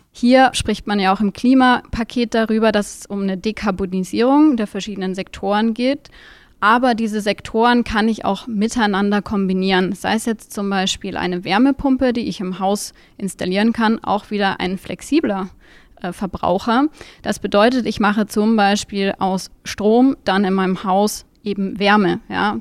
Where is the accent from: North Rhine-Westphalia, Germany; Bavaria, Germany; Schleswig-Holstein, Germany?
Bavaria, Germany; Munich; ich komme aus München